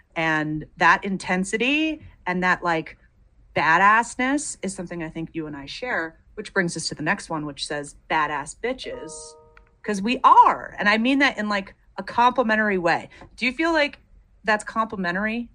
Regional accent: United States; I'm American

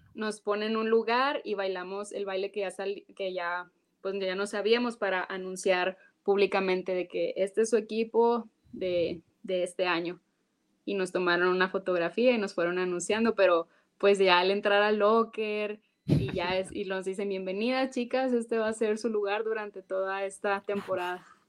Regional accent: Mexico; moved away as an adult; now in United States; estoy muy orgullosa de, mi país, de mi, herencia, de dónde vengo, de quién soy, pues mujer mexicana

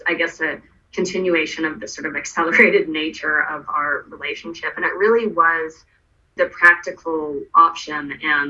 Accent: Canada; because I'm Canadian.

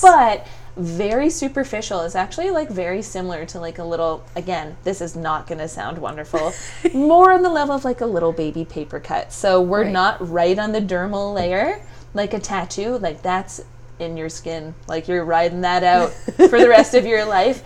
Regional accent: Stratford, Ontario, Canada; moved away as an adult; also born or lived in Windsor, Canada; now in Toronto, Canada; I grew up in Stratford, a little like artsy fartsy eccentric little place.

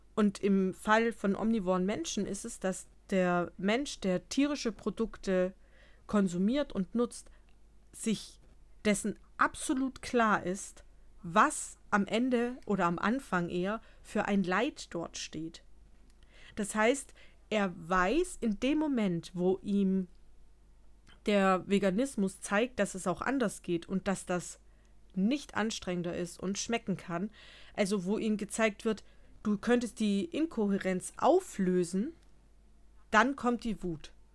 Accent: Bavaria, Germany; bei uns in Bayern

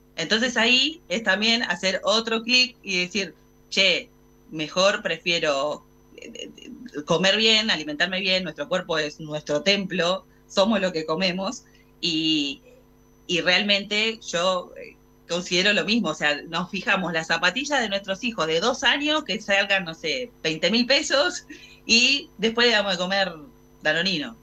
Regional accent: Argentina

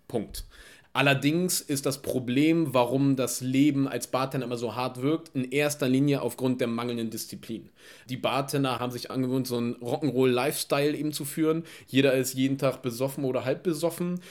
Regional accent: Germany; wir als Deutsche

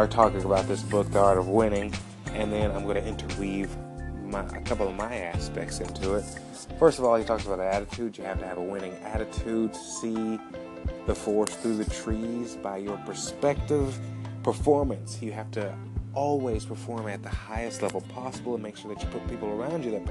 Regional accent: Alabama, United States; moved away as an adult; also born or lived in Atlanta, Georgia; now in San Diego, United States; I'm from Alabama

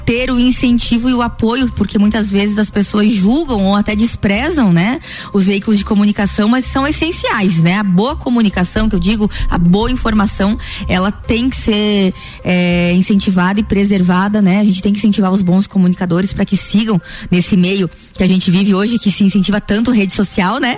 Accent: Lages, Santa Catarina, Brazil; eu sou nascida em Lages

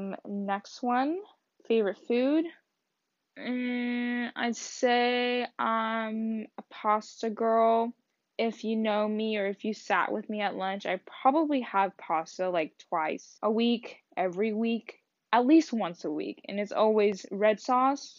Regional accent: Texas, United States; born or raised there; first language Vietnamese; English is a second language; also born or lived in Wichita, Kansas

